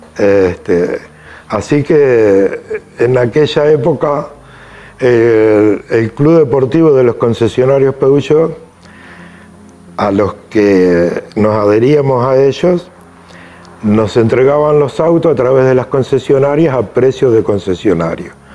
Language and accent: Spanish; Lobos, Buenos Aires Province, Argentina; Soy nacido en Lobos